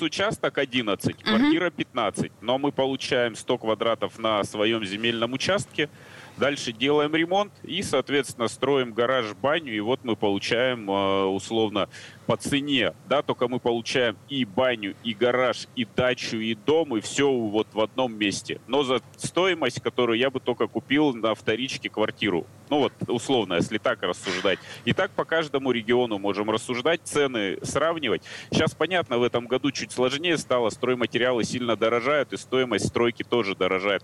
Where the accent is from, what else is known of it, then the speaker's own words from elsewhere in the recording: Tyumen, Tyumen Oblast, Russia; я сам из Тюмени